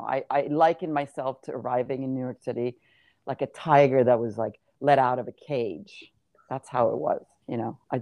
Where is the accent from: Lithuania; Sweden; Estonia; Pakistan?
Sweden; I grew up in Sweden